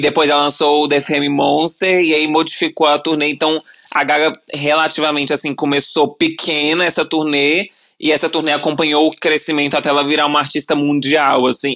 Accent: Brasília, Federal District, Brazil; moved away; E morava em Brasília, né? Eu sou de Brasília

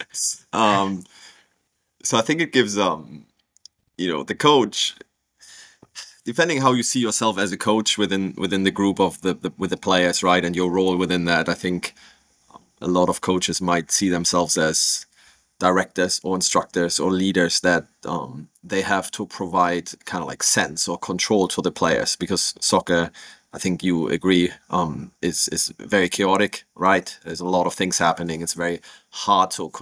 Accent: Germany; moved away as an adult; now in Richmond, United States; I'm originally from Germany, but came over, I guess like many soccer coaches in America, playing in college when I was, you know, 23, 24

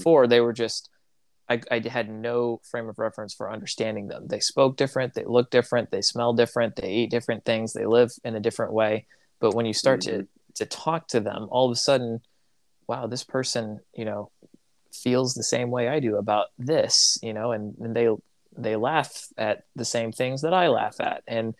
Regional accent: Tanzania; But here I was, an American who I was told the Congolese, I grew up in Tanzania, and they automatically assumed that I spoke better Swahili than they did

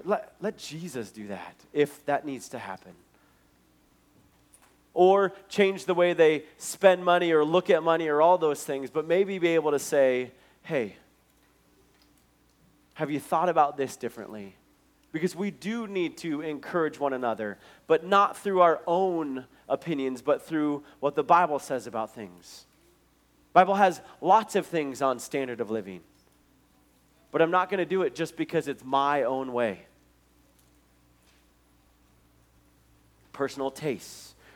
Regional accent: Billings, Montana, United States; the Nazarene church that I grew up in Billings

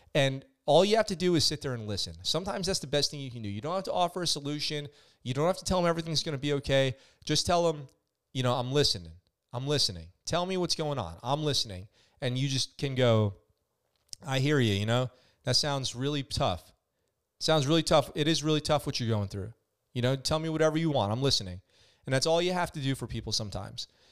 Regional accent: Poughkeepsie, New York, United States; I'm from Poughkeepsie, New York.

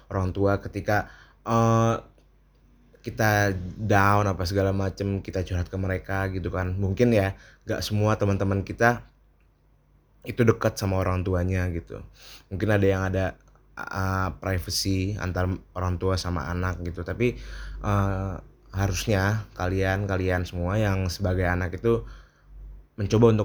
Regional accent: Jakarta, Indonesia; now in Yogyakarta, Indonesia; ya karena emang aku tuh uh, ngerantau juga kan jadi asalku bukan dari Jogja asalku dari Jakarta yang kebetulan sini ngerantau

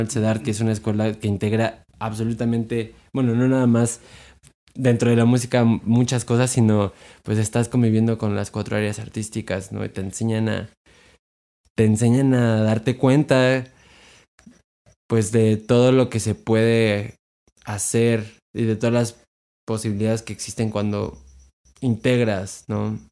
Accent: Mexico; nosotros como mexicanos

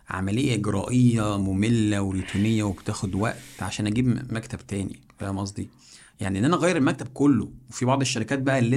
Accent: Egypt

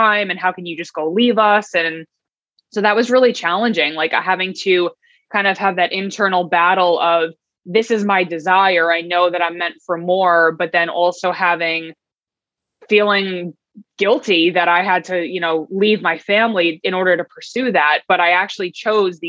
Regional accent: Long Island, New York, United States; also born or lived in Brooklyn; I grew up in Long Island

